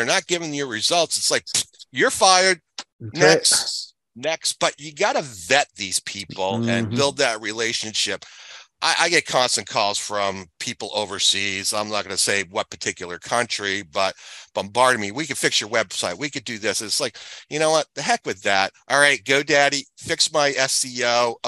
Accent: New England, United States; now in Florida, United States; I grew up in New England, so I've been a skier since I was 4 years old

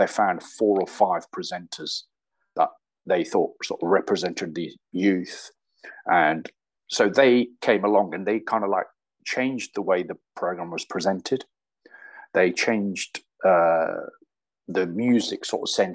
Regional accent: Derby, East Midlands, United Kingdom; also born or lived in London; we had kind of like in the area grown up together, Nicky and myself

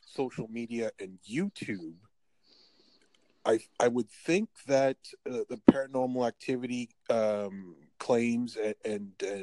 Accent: Canada; I'm in Canada. I am in Canada. I am from Canada.

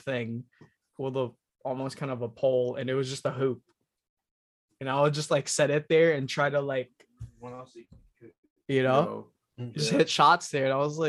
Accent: Philippines; moved away; I'm Filipino.

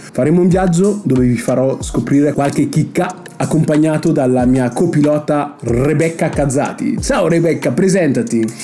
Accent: Brescia, Lombardy, Italy; now in Milan, Italy; Quindi io sono un fake bresciano, siccome non so parlare il dialetto bresciano

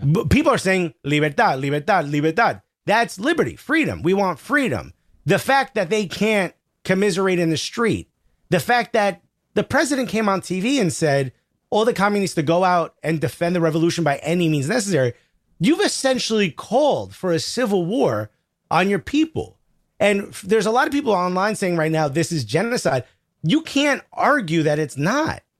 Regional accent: Newark, New Jersey, United States; I grew up in Newark, New Jersey

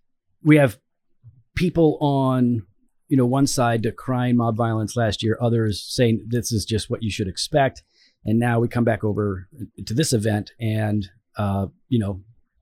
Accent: United States; as an American

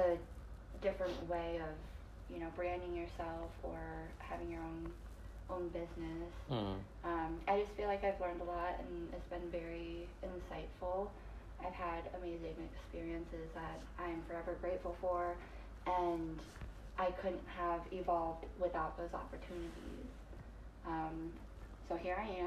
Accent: Michigan, United States; moved away as an adult; now in St. Petersburg, United States; I grew up in Michigan

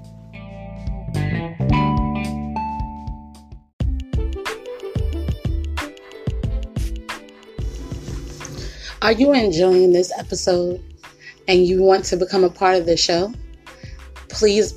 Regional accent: New York, United States; my hometown of New York

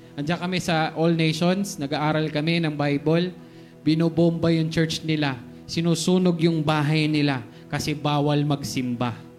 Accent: Philippines; Pilipino ako

